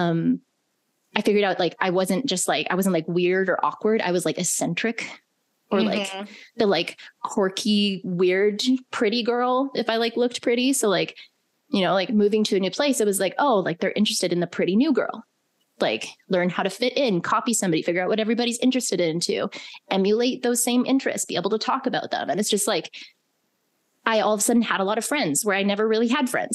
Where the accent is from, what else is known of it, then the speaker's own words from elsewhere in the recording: Alberta, Canada; moved away as an adult; also born or lived in British Columbia / Calgary; my small town that I grew up in.